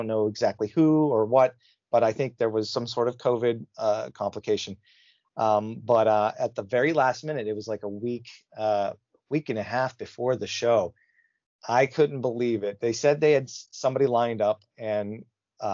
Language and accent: English; Pittsburgh, Pennsylvania, United States; I'm from the Pittsburgh area